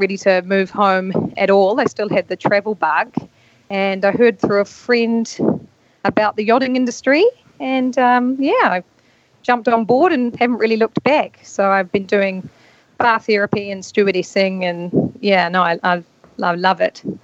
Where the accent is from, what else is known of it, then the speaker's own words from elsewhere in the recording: North Island, New Zealand; moved away as an adult; also born or lived in London; I'm a Kiwi. Uh, I grew up in New Zealand in a small rural town in the North Island